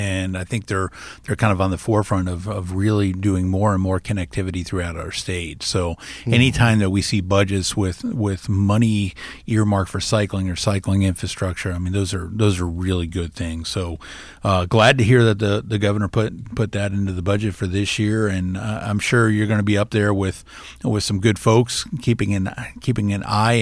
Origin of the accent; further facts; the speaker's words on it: Ankeny, Iowa, United States; my hometown in Ankeny